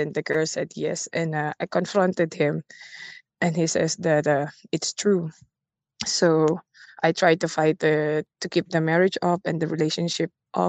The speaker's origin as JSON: {"language": "English", "country": "Philippines", "moved": "yes", "said": "I'm not from here. I'm a Filipino."}